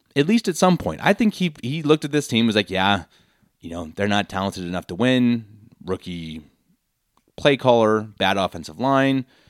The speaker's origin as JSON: {"language": "English", "country": "United States", "moved": "yes", "lives_now": "Munich, Germany", "said": "I'm American and don't speak very good German"}